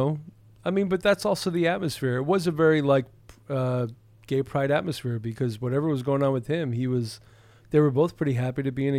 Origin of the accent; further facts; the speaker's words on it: Texas, United States; somebody might want to ask me why I'm here from Texas.